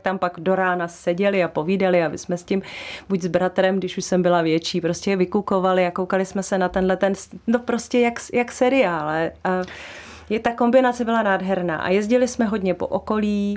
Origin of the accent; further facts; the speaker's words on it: Kamenice, Central Bohemian Region, Czechia; also born or lived in Netvořice / Točná; now in Říčany, Czech Republic; já jsem vyrůstala v Těptíně, eh, u, kam, u Kamenice, u Nové hospody, kousek od Jílového u Prahy